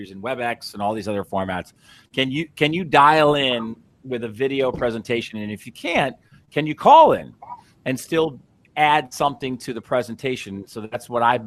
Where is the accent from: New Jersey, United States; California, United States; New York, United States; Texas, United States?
New York, United States; Long Beach; moved away; I was a kid from Long Beach, Long Island. I grew up the son of two school teachers